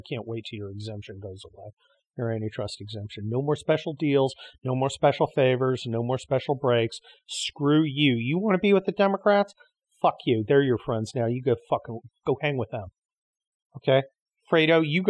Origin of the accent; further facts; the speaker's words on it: United States; we, as American citizens